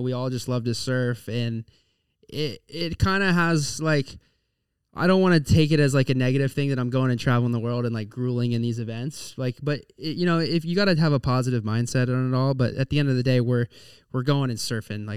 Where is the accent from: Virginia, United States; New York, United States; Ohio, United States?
Virginia, United States; Virginia Beach; now in New Smyrna Beach, United States; I grew up in Virginia Beach